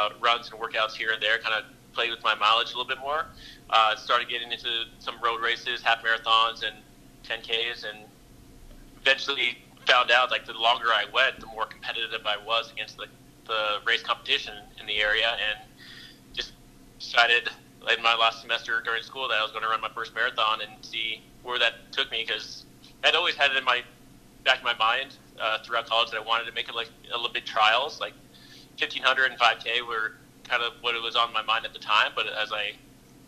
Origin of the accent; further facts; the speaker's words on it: Southern California, United States; I grew up in Southern California